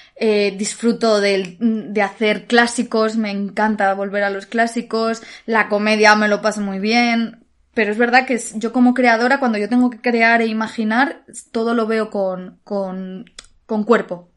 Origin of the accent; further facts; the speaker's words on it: Alicante, Valencian Community, Spain; moved away as an adult; now in Madrid, Spain; el teatro de mi ciudad, el teatro de Alicante